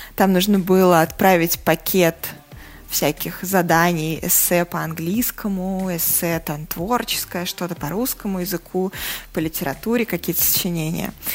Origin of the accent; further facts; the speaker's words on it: Saratov, Saratov Oblast, Russia; now in Moscow, Russia; Я родилась и выросла не в Москве. А, мои родители по-прежнему живут в Саратове